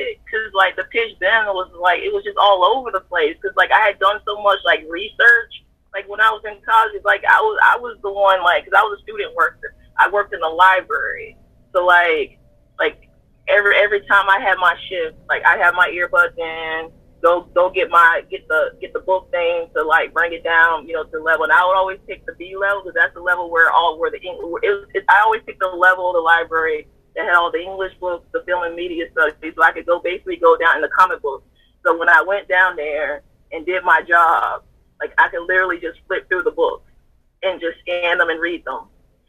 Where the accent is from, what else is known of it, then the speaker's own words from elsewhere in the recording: Southern United States, United States; I know a lot about Christianity because I grew up in the Bible Belt South.